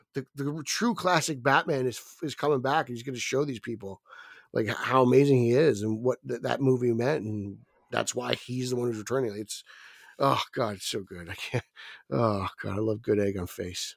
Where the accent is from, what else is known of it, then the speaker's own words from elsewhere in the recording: New Jersey, United States; accent: Jersey; it's my Jersey accent